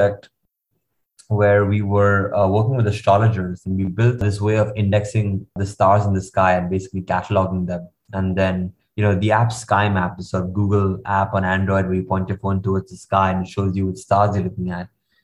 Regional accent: India; moved away as an adult; also born or lived in United States; growing up in India, I lived in a very sheltered environment

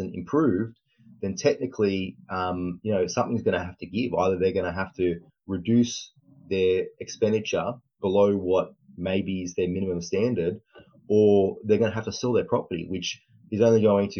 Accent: Australia; also born or lived in Sydney; I'm from Australia. I'm in Sydney, and I'm a mortgage broker down here

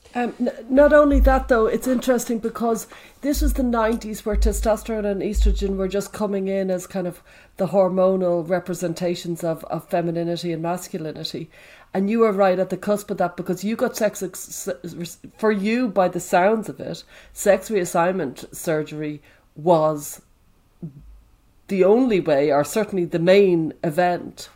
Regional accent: Dublin, Leinster, Ireland; There was me in Dublin

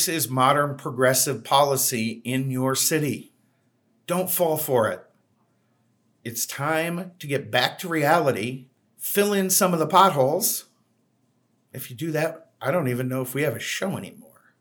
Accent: Boston, Massachusetts, United States; now in Phoenix, United States; I grew up in Boston

